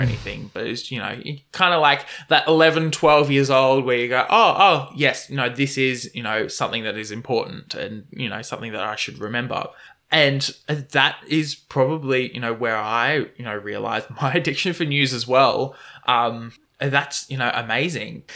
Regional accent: Moreton Bay, Queensland, Australia; I come from Moreton Bay

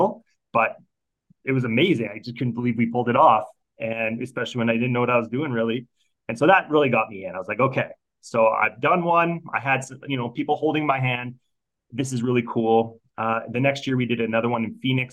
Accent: Alberta, Canada; growing up in Alberta, you know how we're in the middle of oil and gas central

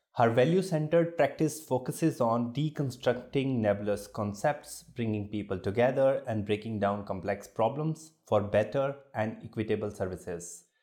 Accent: Jammu, Jammu and Kashmir, India; I'm from Jammu, and uh, for uh, people who are from smaller cities, a different kind of India we grew up

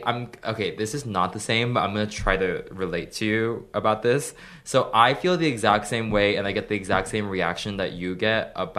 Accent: Florida, United States; because I'm from Florida

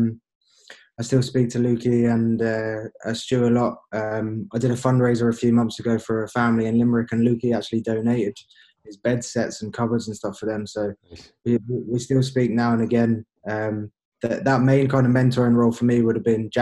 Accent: England, United Kingdom; moved away as an adult; also born or lived in Northern Ireland; obviously I was English, I grew up in England

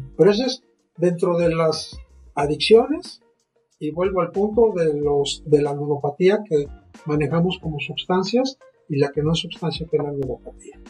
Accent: Mexico; en nuestro país

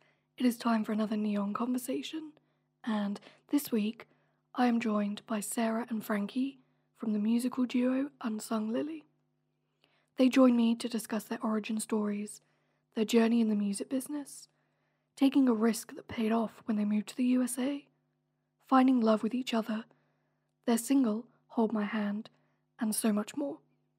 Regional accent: Hampshire, South East England, United Kingdom; now in Sydney, Australia

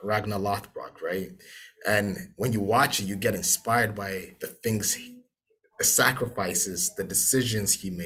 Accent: Ghana; I'm from Ghana

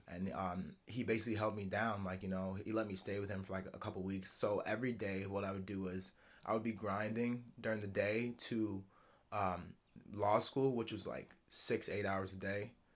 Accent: Lower Westchester, New York City area, United States; growing up in Lower Westchester, New York City area

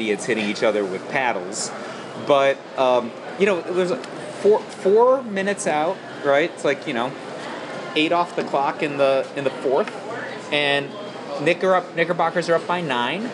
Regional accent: Cleveland, Ohio, United States; now in New York, United States; my hometown

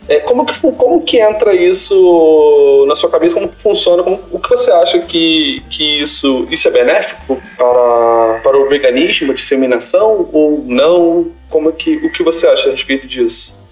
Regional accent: Rio de Janeiro, Brazil; sou da Zona Norte, mas um bairro bem pobre

